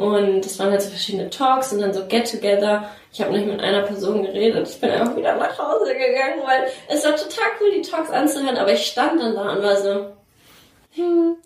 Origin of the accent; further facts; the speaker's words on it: Nuremberg, Bavaria, Germany; moved away as an adult; habe halt damals auch noch in Nürnberg gewohnt, wo ich groß geworden bin